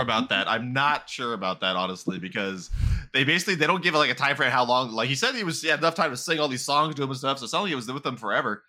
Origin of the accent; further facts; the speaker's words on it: California, United States; accent: California; we're men from California